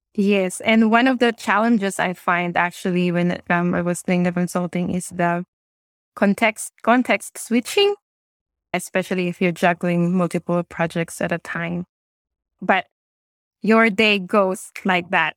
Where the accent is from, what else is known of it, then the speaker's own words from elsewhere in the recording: Philippines; moved away as an adult; also born or lived in Singapore / New Zealand; now in Wellington, New Zealand; I now live in New Zealand, but I'm originally from the Philippines